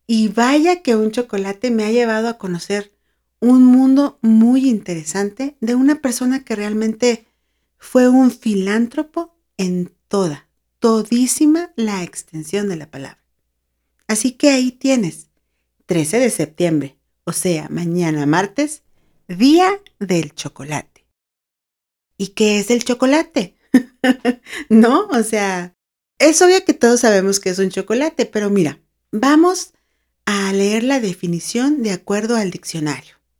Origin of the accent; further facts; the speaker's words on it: Mexicali, Baja California, Mexico; now in San Luis Potosí, Mexico; Yo nací en Mexicali, Baja California, pero ya tengo bastantes años viviendo en San Luis Potosí, acá en México